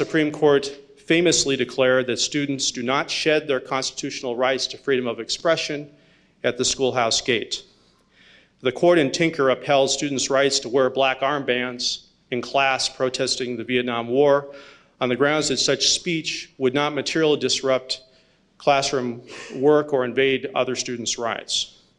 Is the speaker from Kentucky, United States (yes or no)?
no; Colorado, United States; my home state of Colorado